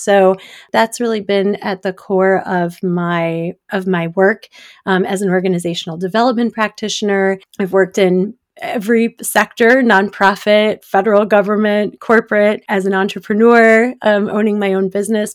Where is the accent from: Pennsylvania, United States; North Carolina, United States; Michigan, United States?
Michigan, United States; Detroit; now in Washington, D.C., United States; I grew up in the suburbs of Detroit